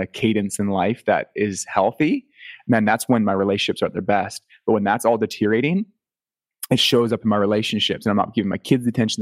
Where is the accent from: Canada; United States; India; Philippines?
Canada; accent: Canadian; being from Canada